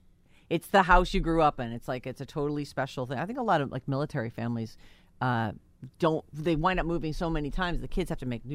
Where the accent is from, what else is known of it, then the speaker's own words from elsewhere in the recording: East Bridgewater, Massachusetts, United States; their house that I grew up in East Bridgewater